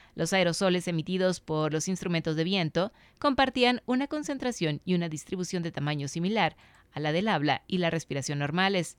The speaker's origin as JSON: {"language": "Spanish", "country": "Mexico", "said": "Como cultura mexicana"}